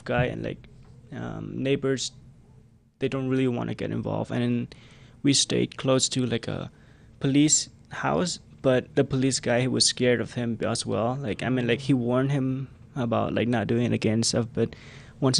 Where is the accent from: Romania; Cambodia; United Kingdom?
Cambodia; English is a second language; we are coming from the Khmer Rouge regime